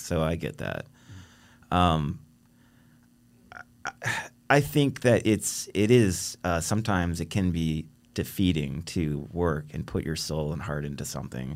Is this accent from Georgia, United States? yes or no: no; Virginia, United States; we're from Virginia.